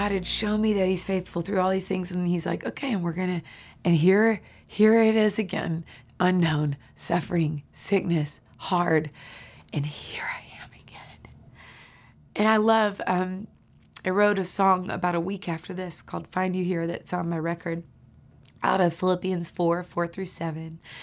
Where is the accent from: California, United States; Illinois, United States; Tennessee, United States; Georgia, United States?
Tennessee, United States; Nashville; I grew up right here in Nashville, Tennessee